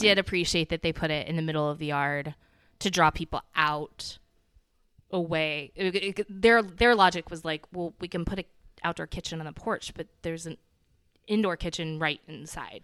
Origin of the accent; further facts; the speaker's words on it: the South, United States; I'm from the South, but I'm not from Charleston